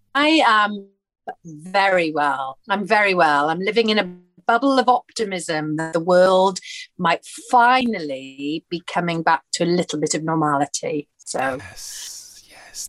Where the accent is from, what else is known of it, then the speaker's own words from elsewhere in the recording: Porthcawl, Wales, United Kingdom; moved away; I'm from Porthcawl, which is a seaside town in between Cardiff and Swansea on the Welsh coast